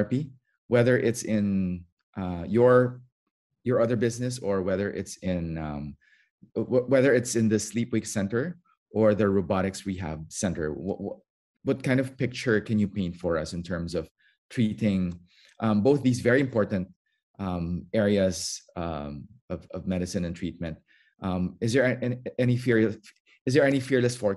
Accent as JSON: {"language": "English", "country": "Singapore", "said": "as an Asian, as a Singaporean"}